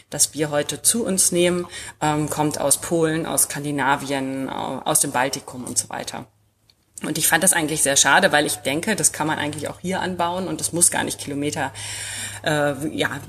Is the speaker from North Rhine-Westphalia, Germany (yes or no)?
yes; North Rhine-Westphalia, Germany; born there; now in Dünne, Germany; 39 Jahre alt, ähm, komme eigentlich gebürtig aus dem Sauerland, aber ähm, mein Mann kommt von hier sozusagen, aus Dünne.